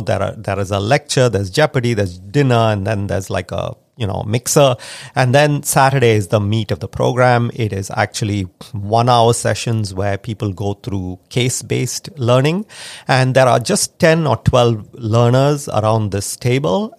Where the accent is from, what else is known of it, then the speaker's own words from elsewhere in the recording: India; now in United States; I grew up in India